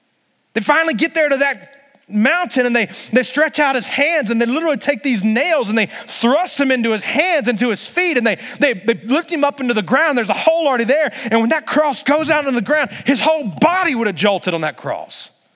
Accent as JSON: {"language": "English", "region": "Virginia", "country": "United States", "tie": "born or raised there", "said": "But I grew up in Bible Belt, Virginia."}